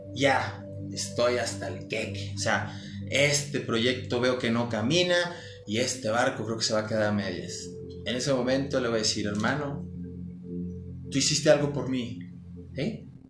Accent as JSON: {"language": "Spanish", "region": "Mexico City", "country": "Mexico", "said": "somos chilangos"}